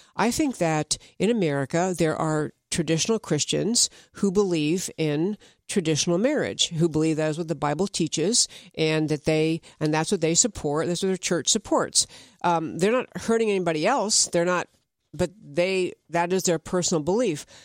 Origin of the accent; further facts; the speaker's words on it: upstate New York, United States; I grew up in New York. I mean, upstate New York, but still New York.